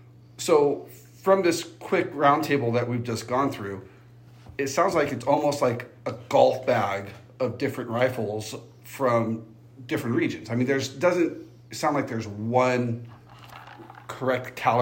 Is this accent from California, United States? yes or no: yes; Southern California, United States; I'm from Southern California.